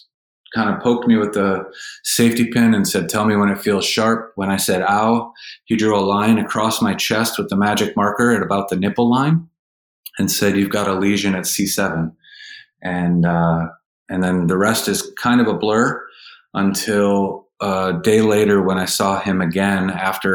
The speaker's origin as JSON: {"language": "English", "town": "Manistee", "region": "Michigan", "country": "United States", "tie": "born or raised there", "moved": "yes", "lives_now": "Jacksonville, United States", "said": "I grew up in Northern Michigan, and I grew up in Manistee"}